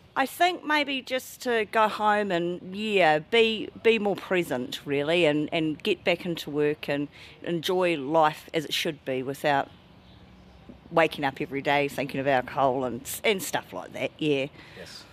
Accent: Tauranga, Bay of Plenty, New Zealand; moved away as an adult; I'm from Tauranga

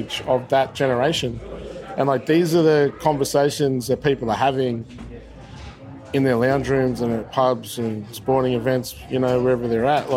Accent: Shepparton, Victoria, Australia; I grew up here in Shepparton

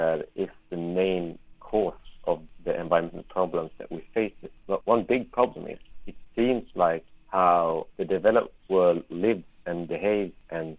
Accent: Sweden; English is a second language

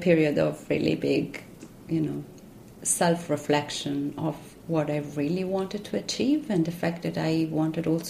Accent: Rome, Lazio, Italy; English is a second language; moved away as an adult; also born or lived in south of France; now in Auckland, New Zealand; I grew up in Rome in an apartment

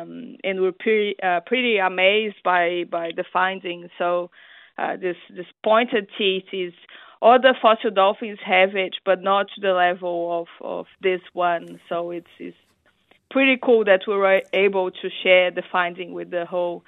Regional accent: Brazil; English is a second language; moved away as an adult; now in New Zealand; I came from Brazil to New Zealand to work with him

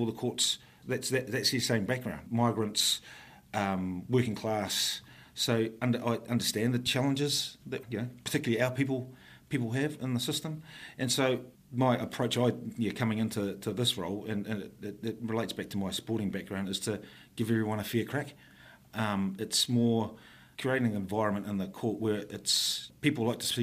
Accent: Upper Hutt, Wellington, New Zealand; also born or lived in Auckland; I was born here in Lower Hutt, moved up to Upper Hutt when the Totara Park subsection first opened up.

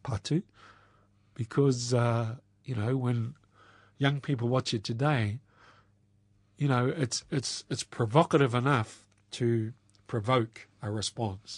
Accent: Waipukurau, Hawke's Bay, New Zealand; also born or lived in Auckland; grew up in central Hawke's Bay

